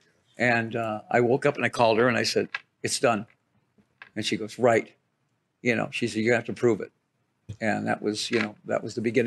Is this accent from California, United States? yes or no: no; Detroit, Michigan, United States; I'm from Detroit